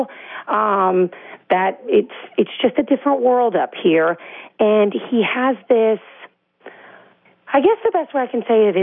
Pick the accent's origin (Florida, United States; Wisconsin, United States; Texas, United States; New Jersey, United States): New Jersey, United States; moved away as an adult; also born or lived in Georgia; I am from New Jersey. I left for 28 years, but I was raised in New Jersey